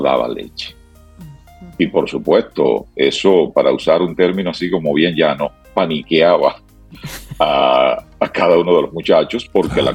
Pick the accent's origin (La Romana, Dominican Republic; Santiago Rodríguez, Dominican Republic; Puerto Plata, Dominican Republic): Santiago Rodríguez, Dominican Republic; Sabaneta; es en mi pueblo, es en Sabaneta, eh, Santiago Rodríguez